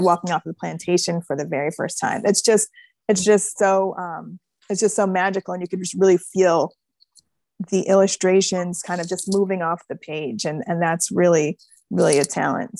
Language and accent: English; Buffalo, New York, United States; my hometown